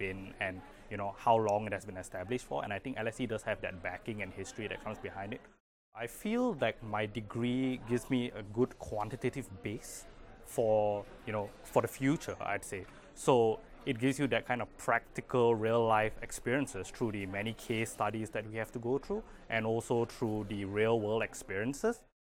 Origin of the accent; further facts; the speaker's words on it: Malaysia; moved away as an adult; now in London, United Kingdom; I'm from Malaysia